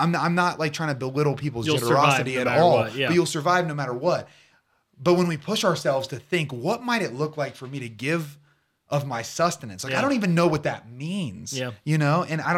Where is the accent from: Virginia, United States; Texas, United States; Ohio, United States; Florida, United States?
Ohio, United States; Portsmouth; I am from Portsmouth, Ohio, born and raised.